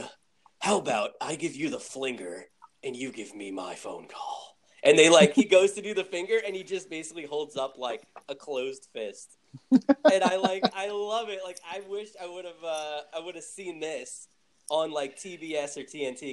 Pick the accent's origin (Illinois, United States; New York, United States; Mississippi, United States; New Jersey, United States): New Jersey, United States; I'm from New Jersey